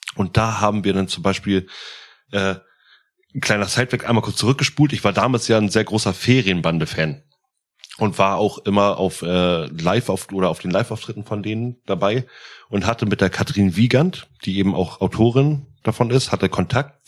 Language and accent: German; Hamburg, Germany; als Hamburger